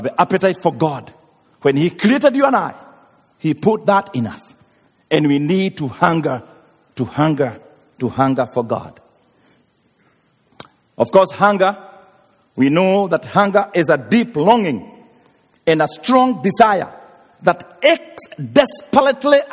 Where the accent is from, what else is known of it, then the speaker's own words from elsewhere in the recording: Kenya; moved away; I come from Africa, and some places there people are very hungry. Even Kenya, right now we have drought of 2 years, no rain